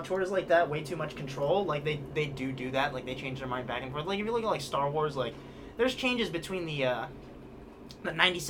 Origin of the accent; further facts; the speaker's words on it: Hawaii, United States; I'm from Hawaii, which, depending on who you ask, barely counts.